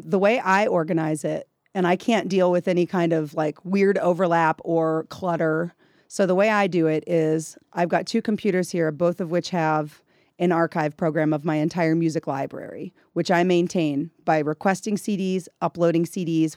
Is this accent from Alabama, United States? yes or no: no; Gladstone, Missouri, United States; moved away as an adult; now in Texas Panhandle, United States; I grew up in Kansas City, Missouri